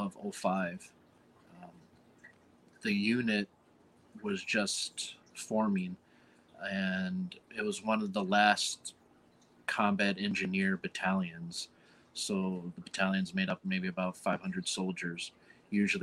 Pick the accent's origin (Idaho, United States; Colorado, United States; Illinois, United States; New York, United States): Illinois, United States; Chicago; I'm from Chicago